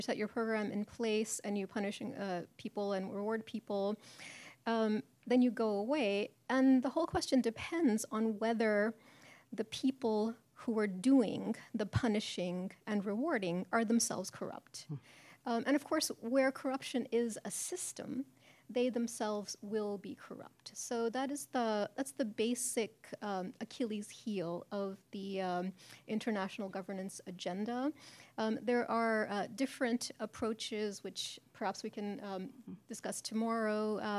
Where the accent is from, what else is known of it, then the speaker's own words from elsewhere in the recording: Chicago, Illinois, United States; I'm from Chicago